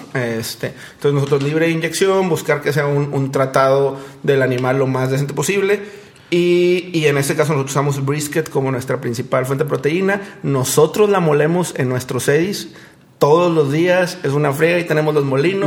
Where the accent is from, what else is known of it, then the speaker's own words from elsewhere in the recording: Monterrey, Nuevo León, Mexico; somos un negocio regio de chavos